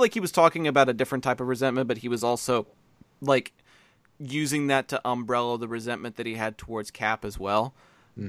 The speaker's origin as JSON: {"language": "English", "country": "United States", "said": "I'm from the States"}